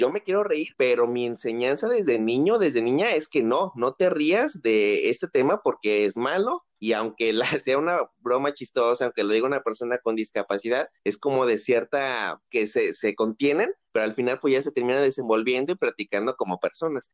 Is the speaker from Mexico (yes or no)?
yes; Tepic, Nayarit, Mexico; also born or lived in Mazatlán, Sinaloa; mi ciudad de origen, Tepic, Nayarit